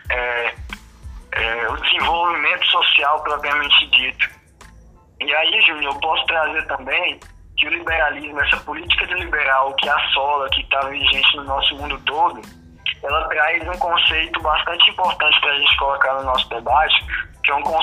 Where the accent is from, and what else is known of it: Brazil